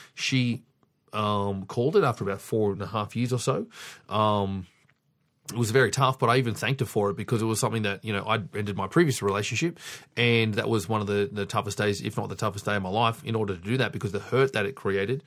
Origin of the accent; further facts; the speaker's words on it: Sydney, New South Wales, Australia; I was fortunate enough to be born and raised in Sydney